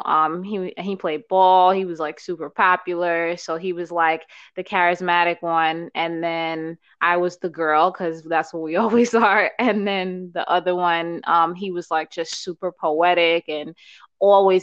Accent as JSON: {"language": "English", "region": "New York", "country": "United States", "tie": "born or raised there", "also_born_or_lived": "Uganda / Bronx / Brooklyn / Queens", "said": "I was born in Uganda. I was raised in New York, primarily in Harlem. Came here when I was 2 years old"}